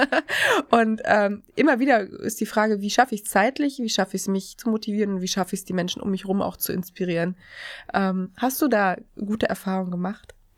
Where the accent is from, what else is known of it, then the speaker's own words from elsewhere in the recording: Erfurt, Thuringia, Germany; accent: Erfurt dialect; moved away; ich komme ja ursprünglich aus Thüringen. Ich bin ja gebürtige Erfurterin